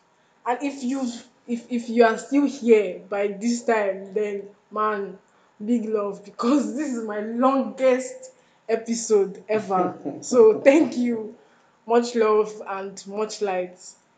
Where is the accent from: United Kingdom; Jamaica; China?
Jamaica; now in Nigeria; Actually, I'm not from here. I just said, let me put it out there. I am not. I am from Jamaica.